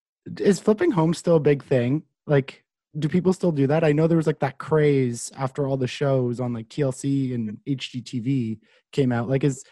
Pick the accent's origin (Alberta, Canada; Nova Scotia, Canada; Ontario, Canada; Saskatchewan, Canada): Ontario, Canada; Carleton Place; So I'm from Carlton Place, which is not too far from here